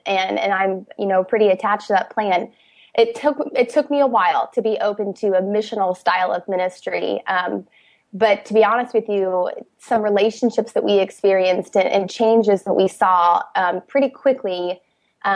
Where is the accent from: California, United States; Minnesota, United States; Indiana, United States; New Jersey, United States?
Indiana, United States; moved away as an adult; now in Washington, D.C., United States; We're from the Midwest, we're from Indiana.